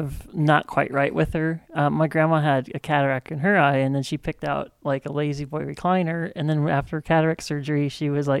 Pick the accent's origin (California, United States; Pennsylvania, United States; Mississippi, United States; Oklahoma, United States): California, United States; Westminster; now in Santa Ana, United States; Growing up in Westminster, I knew the people who lived in the houses closest to us. I have lived in this apartment complex for just over a year